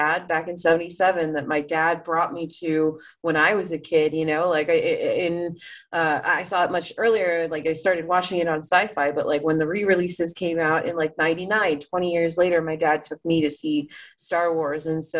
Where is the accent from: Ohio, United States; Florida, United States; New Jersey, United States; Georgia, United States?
Florida, United States; Miami; growing up in Miami and growing up around a lot of, like, people like me